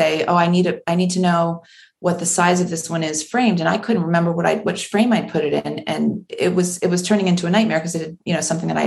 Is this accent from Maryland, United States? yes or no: yes; Maryland, United States; I grew up in Maryland, not on the shore, but close enough that we would spend all of our family vacations at the beach